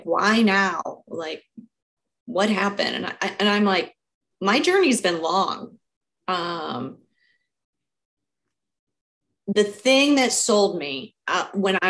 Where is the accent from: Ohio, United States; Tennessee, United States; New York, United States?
Ohio, United States; Cleveland; I grew up in Cleveland, Ohio, city kid